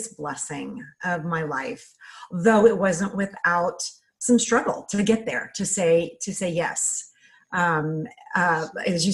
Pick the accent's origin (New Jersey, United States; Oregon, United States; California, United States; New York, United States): California, United States; We moved to Santa Barbara, California, cause we're from California